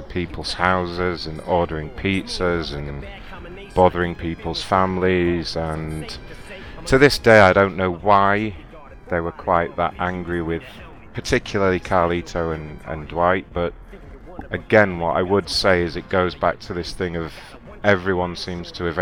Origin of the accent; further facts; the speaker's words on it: England, United Kingdom; accent: English; my English accent